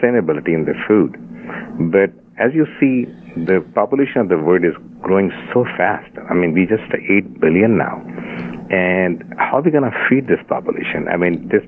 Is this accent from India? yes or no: yes; India; I was born and brought up in India